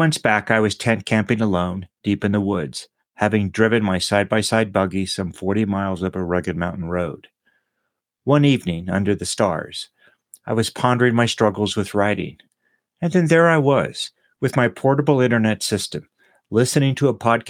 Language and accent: English; Austin, Texas, United States; also born or lived in Dorking, England; my hometown of Austin, Texas